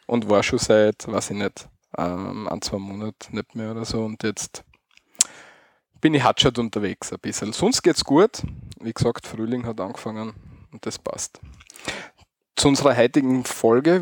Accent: Styria, Austria; Bei uns in der Steiermark

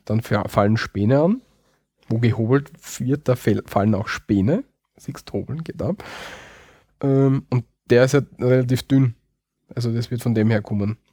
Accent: Austria; bei uns in Österreich

